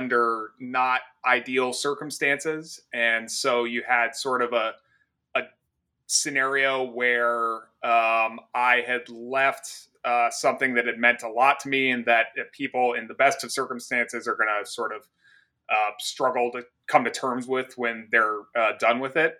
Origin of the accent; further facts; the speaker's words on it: Golden, Colorado, United States; I was born in Golden, Colorado, which is in Jefferson County